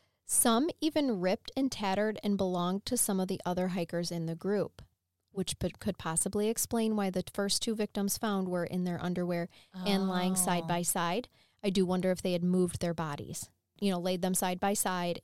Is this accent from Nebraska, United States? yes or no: yes; Nebraska, United States; I was born in Nebraska.